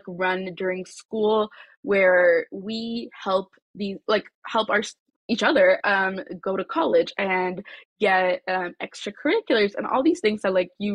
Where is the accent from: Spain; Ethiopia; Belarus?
Ethiopia; Addis Ababa; now in Aurora, United States; I'm originally from Addis Ababa, Ethiopia